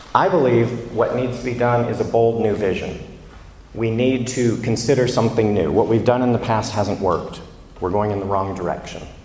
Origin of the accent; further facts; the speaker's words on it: the American South, United States; now in London, United Kingdom; I'm from the American South